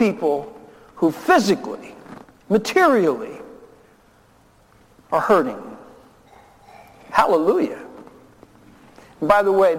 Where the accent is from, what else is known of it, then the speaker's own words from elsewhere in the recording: Newark, New Jersey, United States; also born or lived in Memphis, Tennessee; My father abandoned my family when I was 4 years old and put us on a train from Memphis and sent us up to Newark, New Jersey. I was born in Memphis, and we moved in with my grandparents.